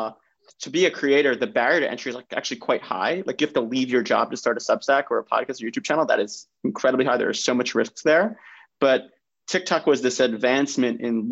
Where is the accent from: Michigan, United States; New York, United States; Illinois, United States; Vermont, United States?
New York, United States; I'm born and raised in New York, come from an Italian American family